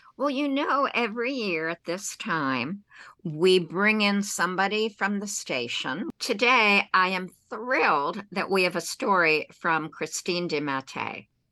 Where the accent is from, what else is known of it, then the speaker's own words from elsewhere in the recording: New York, United States; moved away as an adult; now in South Florida, United States; as a New Yorker who's been here 35 plus years